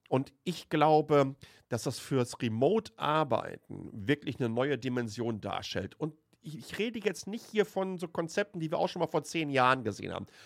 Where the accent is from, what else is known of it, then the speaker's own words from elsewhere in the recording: Waltrop, North Rhine-Westphalia, Germany; Die Etemis AG ist ein Softwareunternehmen aus Lünen, das heißt direkt neben Waltrop, wo ich aufgewachsen bin, im Ruhrpott.